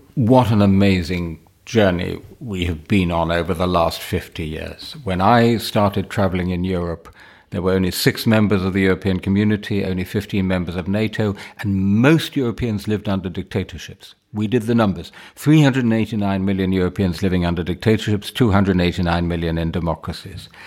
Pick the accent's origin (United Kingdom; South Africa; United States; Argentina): United Kingdom; London; My family is entirely British. I was born in Wimbledon.